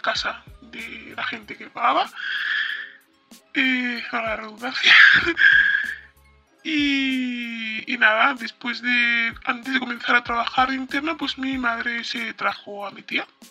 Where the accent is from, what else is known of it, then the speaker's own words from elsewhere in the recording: Spain; also born or lived in Morocco; venimos de Marruecos y nos hemos vivido a España desde que yo tenía ocho meses aproximadamente. Llevo viviendo aquí